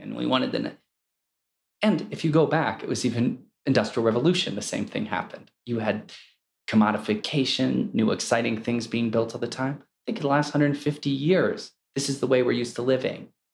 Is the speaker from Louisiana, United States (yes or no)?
no; Akron, Ohio, United States; I grew up in Akron, Ohio, where it was the rubber capital of the world